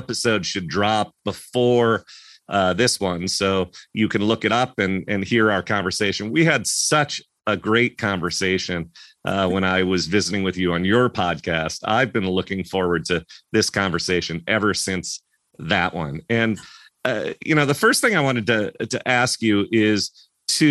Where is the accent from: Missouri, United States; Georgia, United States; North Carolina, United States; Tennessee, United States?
Missouri, United States; St. Louis; I was a young kid growing up in St. Louis, Missouri, USA.